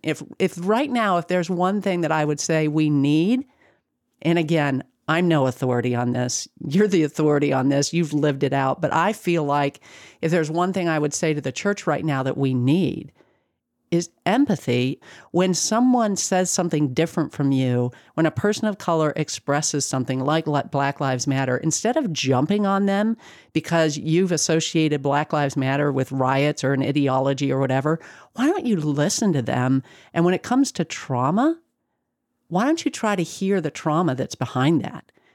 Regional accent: the North, United States; I grew up in the North

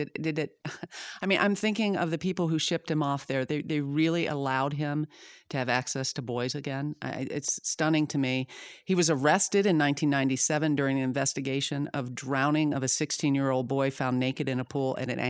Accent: Zimbabwe; born there; And, I was born in Zimbabwe. My parents were missionaries there for 10 years.

